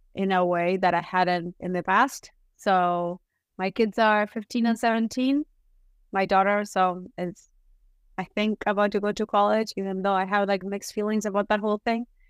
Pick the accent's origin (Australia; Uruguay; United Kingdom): Uruguay; moved away as an adult; now in United States; I am from Uruguay.